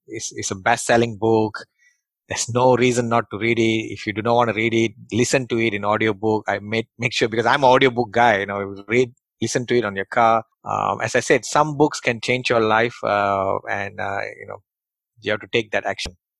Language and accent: English; Malaysia; English is a second language; moved away; who came from Malaysia and English is my third language